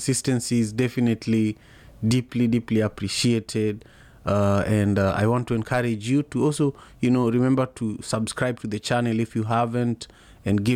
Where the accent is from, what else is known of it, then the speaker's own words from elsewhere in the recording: Kisumu, Kisumu County, Kenya; now in Seattle, United States; I am in Seattle, Washington, and I am originally from Kisumu, Kenya